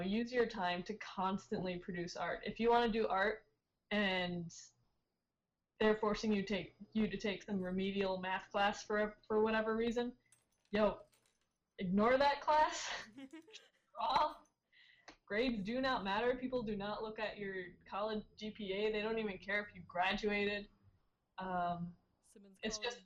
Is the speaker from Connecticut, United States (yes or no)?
yes; Connecticut, United States; moved away; I'm from Connecticut, and I'm used to like that East Coast sarcasm